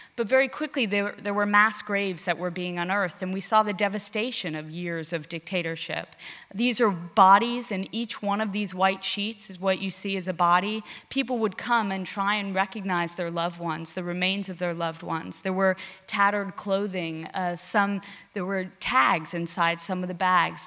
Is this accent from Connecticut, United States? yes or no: yes; Connecticut, United States; moved away as an adult; also born or lived in India; I grew up in Connecticut and was raised by hairdressers